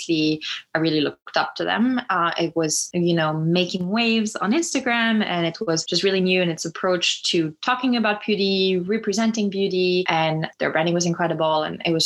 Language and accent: English; Lyon, Auvergne-Rhône-Alpes, France; moved away as an adult; now in United States; growing up in Lyon